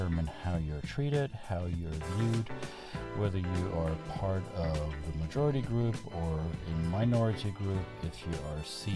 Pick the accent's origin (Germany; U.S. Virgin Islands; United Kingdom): Germany; now in United States; I was born and raised in Germany, and I live in the United States